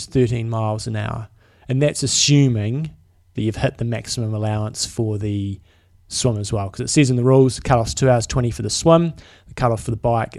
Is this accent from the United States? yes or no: no; New Zealand; we're actually from New Zealand.